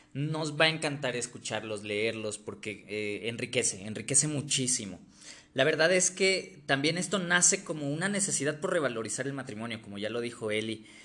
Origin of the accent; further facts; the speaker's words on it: Mexico City, Mexico; also born or lived in Ecatepec, State of Mexico; soy de Ciudad de México, aquí nací, toda mi vida he vivido aquí